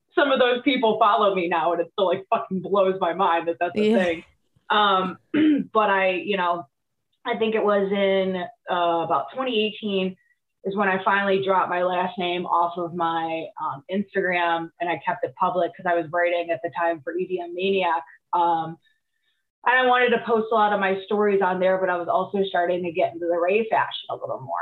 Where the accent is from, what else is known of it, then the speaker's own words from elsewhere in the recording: Cleveland, Ohio, United States; I went to high school in the area